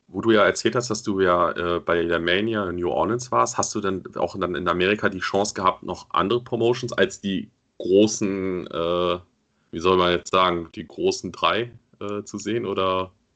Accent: Germany

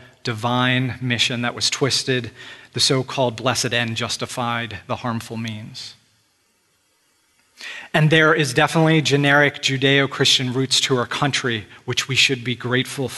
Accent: United States; we're part of the tribe or the group that is Americans. And it's good to be an American. This is where you're born. Most of us did not have a choice as to being an American. We were born in this land

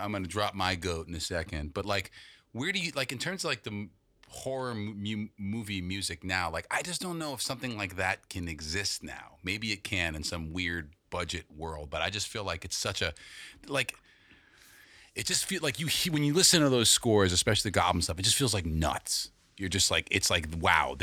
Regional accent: New York City, New York, United States; I grew up with Jordan on the Upper West Side

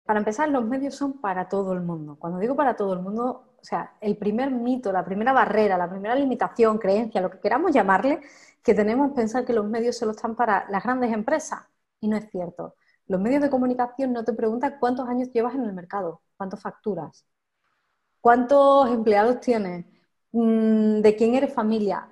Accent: Campillos, Andalusia, Spain; moved away as an adult; also born or lived in Madrid; now in Campillos, Spain; yo llevaba tiempo como queriendo volverme a Málaga, ¿no? A mi pueblo, que es Campillo

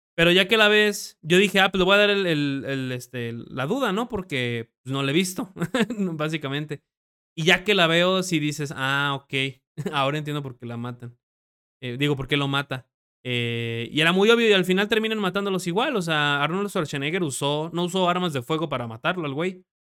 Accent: Mexico; tú siendo mexicano

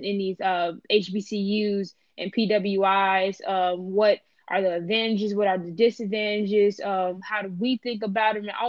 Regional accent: Chicago, Illinois, United States; I am from Chicago, the West

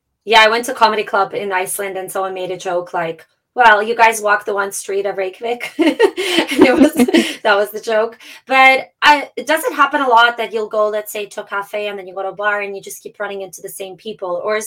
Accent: Toronto, Ontario, Canada; also born or lived in Moscow; I'm from Toronto, so and I'm born in Moscow, so

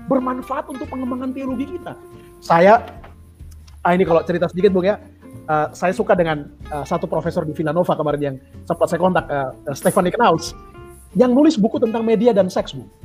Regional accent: Eastern Indonesia, Indonesia; karena saya dari Indonesia Timur ya daerah daerah Indonesia Timur itu kultur gerejanya justru kultur ekumenikal

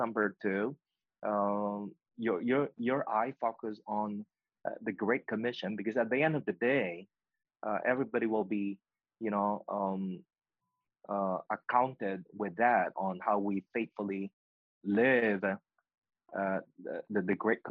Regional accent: Pennsylvania, United States; now in Nashville, United States; Pennsylvania Convention, BRN, is always my home state. That will never change. I've been here for 2 years anyway. 2 years only here in Nashville, Tennessee. So I always refer to Pennsylvania my home state.

